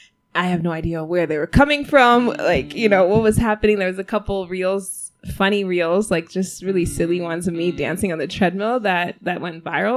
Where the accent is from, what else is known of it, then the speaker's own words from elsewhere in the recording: Denver, Colorado, United States; now in Rwanda; I was born in the U.S. I was born in Denver, Colorado.